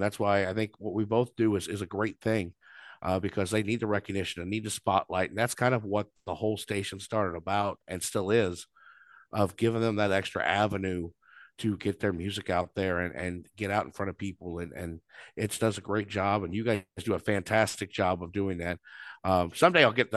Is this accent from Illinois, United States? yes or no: yes; Southern Illinois, United States; moved away as an adult; also born or lived in Champaign, Illinois; now in Monticello, United States; I grew up in Southern Illinois, moved up here 15 years ago